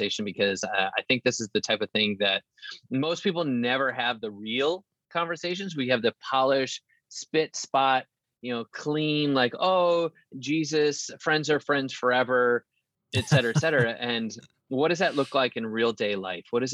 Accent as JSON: {"language": "English", "region": "central Wisconsin", "country": "United States", "tie": "born or raised there", "also_born_or_lived": "Houston, Texas", "moved": "as an adult", "lives_now": "Nashville, United States", "said": "I was born in Houston, Texas, but I was raised in central Wisconsin"}